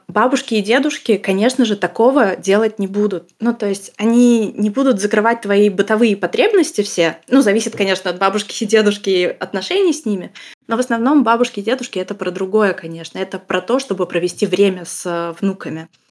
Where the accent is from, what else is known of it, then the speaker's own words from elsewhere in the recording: Russia; now in Germany; я из России